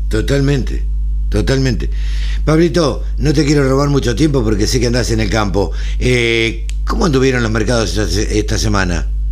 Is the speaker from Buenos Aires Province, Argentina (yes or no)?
yes; Maipú, Buenos Aires Province, Argentina; Yo nací en el campo, nací en Maipú, provincia de Buenos Aires